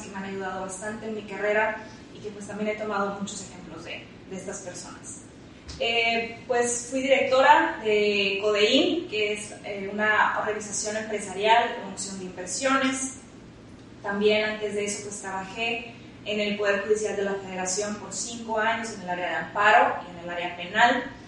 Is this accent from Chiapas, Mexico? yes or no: no; Nuevo Laredo, Tamaulipas, Mexico; moved away as an adult; also born or lived in Chicago; soy abogada, soy nolaredense